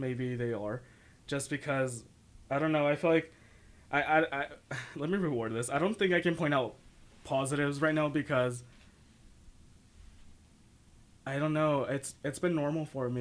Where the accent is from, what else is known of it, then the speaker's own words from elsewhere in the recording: San Jose, California, United States; I come from San Jose, the city